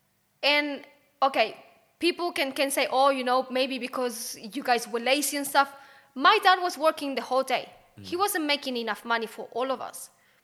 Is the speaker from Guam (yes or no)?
no; Chile; now in Australia; I come from Chile.